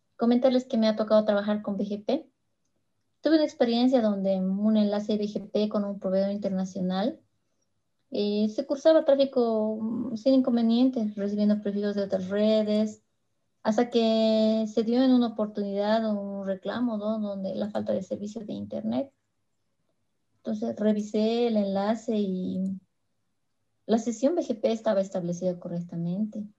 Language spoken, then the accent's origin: Spanish; Bolivia; soy de Bolivia